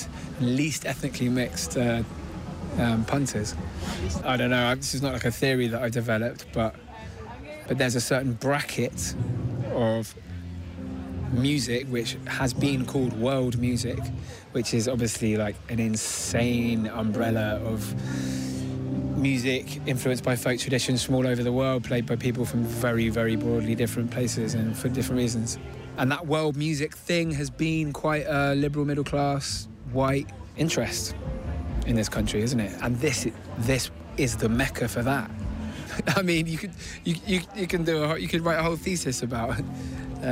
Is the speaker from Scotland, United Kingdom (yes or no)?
no; Bristol, South West England, United Kingdom